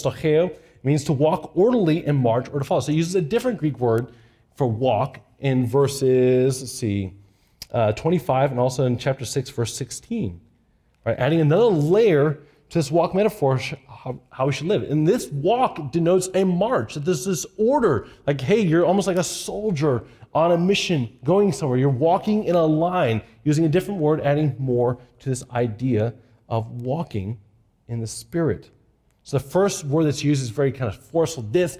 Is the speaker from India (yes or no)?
no; Japan; When I was a kid growing up in Japan, we walked everywhere. We bicycled everywhere.